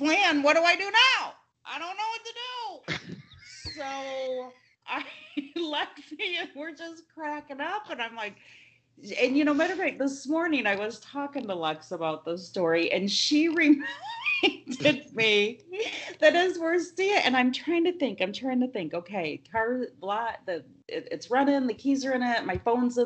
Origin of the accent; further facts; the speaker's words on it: Linden, Michigan, United States; I grew up in Linden.